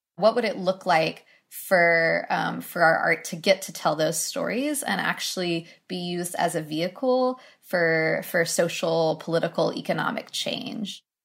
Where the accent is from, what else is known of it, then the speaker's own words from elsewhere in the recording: Knoxville, Tennessee, United States; I was born and raised in Knoxville, Tennessee